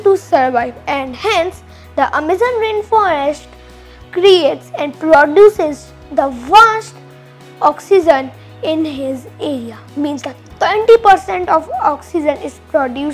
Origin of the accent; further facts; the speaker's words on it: India; from India